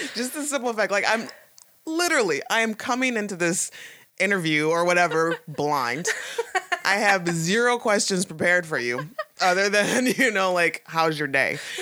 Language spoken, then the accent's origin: English; Toledo, Ohio, United States; moved away as an adult; now in Pittsburgh, United States; I come from Toledo, Ohio, and it's not small, but that was all I really that was my reference point for everything. And you, know, you grow up there. I was I lived there for, you know, till I was like 22, 23